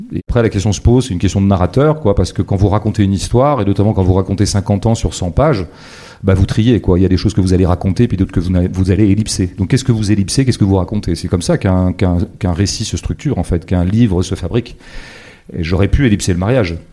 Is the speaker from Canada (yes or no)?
no; Vendée, Pays de la Loire, France; j'ai grandi en Vendée dans les années 70-80